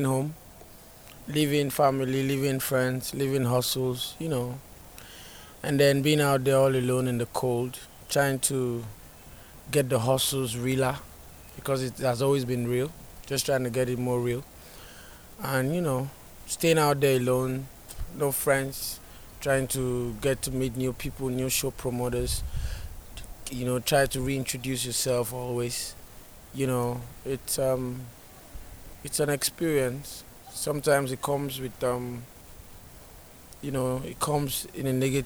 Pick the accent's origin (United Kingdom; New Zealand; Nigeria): Nigeria; moved away as an adult; now in United States; I'm from Nigeria, I'm an Afrobeat artist